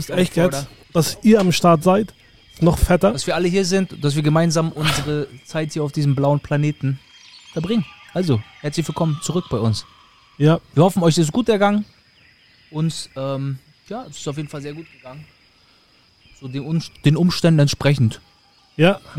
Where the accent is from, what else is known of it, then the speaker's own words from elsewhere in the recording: Rostock, Mecklenburg-Vorpommern, Germany; also born or lived in Schwerin; now in Florida, United States; Ich bin in Schwerin geboren, Mecklenburg-Vorpommern. Ähm, dann die ersten paar Jahre in Schwerin gelebt und bin dann, ich glaube, mit sechs sind wir nach Rostock gezogen.